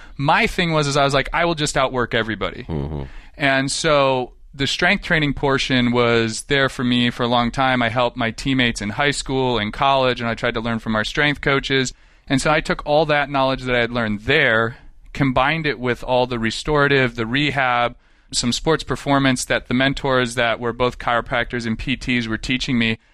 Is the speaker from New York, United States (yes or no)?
yes; Western New York, United States; moved away as an adult; most of my childhood, I grew up in Western New York, very rural.